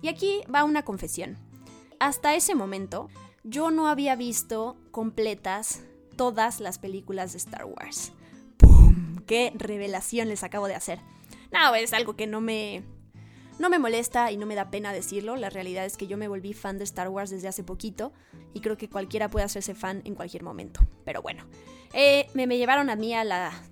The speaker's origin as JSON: {"language": "Spanish", "country": "Mexico", "moved": "as an adult", "said": "me regresan a México."}